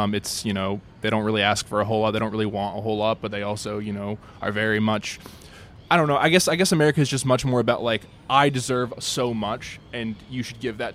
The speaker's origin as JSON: {"language": "English", "town": "Boston", "region": "Massachusetts", "country": "United States", "moved": "yes", "lives_now": "New Zealand", "said": "I'm American, from Boston, Massachusetts"}